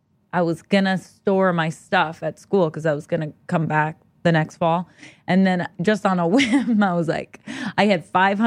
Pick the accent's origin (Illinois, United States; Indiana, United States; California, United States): California, United States; Los Angeles; I grew up in Los Angeles, California.